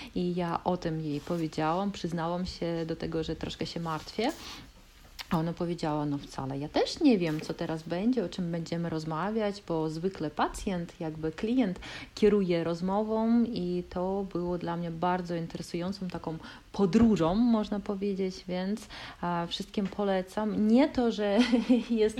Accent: Kaliningrad, Kaliningrad Oblast, Russia; Polish is a second language; my jesteśmy z Kaliningradu

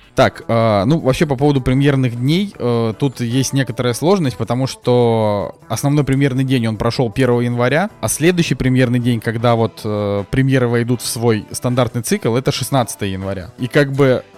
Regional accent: Saint Petersburg, Russia; moved away; приехал в родной Питер

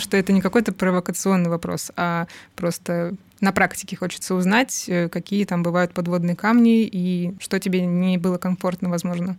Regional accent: Rostov-on-Don, Rostov Oblast, Russia; я из Ростова-на-Дону, а там не так все богато культурой

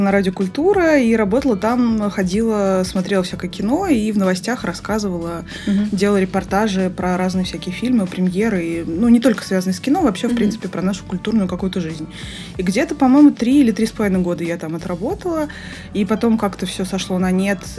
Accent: Moscow, Russia; 31 год. Родилась и выросла в Москве.

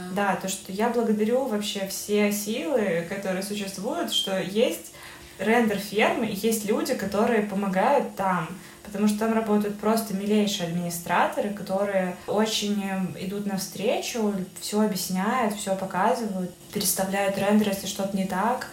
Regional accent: Belarus; как любой белорус

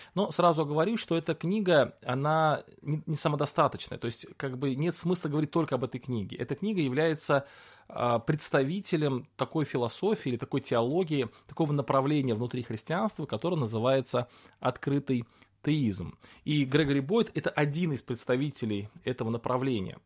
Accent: Russia; Вот я родился в России

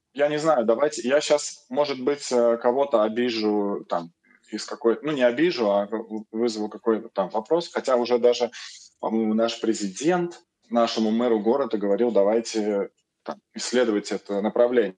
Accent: Moscow, Russia; я москвич

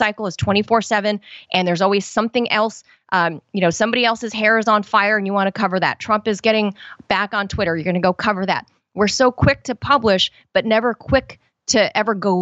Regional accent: Los Angeles, California, United States; I'm from Los Angeles

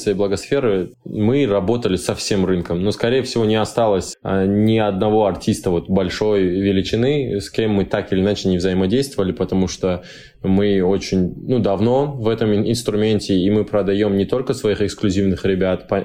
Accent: Dagestan, Russia; но да, я дагестанец в мире рекламы

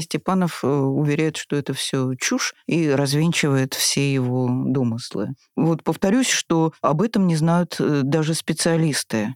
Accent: Moscow, Russia; also born or lived in Saint Petersburg; мы москвичи

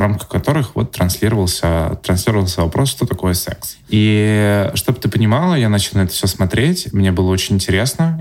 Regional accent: Yaroslavl, Yaroslavl Oblast, Russia; в моём родном городе Ярославля

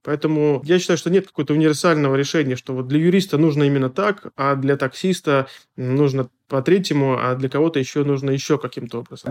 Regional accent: Smolensk, Smolensk Oblast, Russia; Наша студия Смоленская, я из Смоленска

